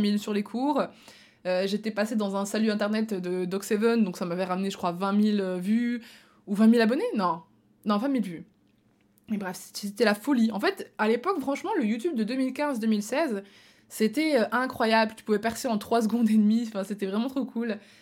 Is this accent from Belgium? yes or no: yes; Belgium; moved away; also born or lived in Marseille; moi je suis belge de base